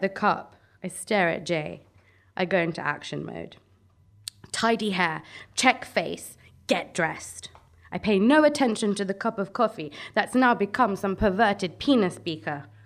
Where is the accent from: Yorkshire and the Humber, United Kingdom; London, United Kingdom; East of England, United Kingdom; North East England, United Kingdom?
London, United Kingdom; Brent; I come from Brent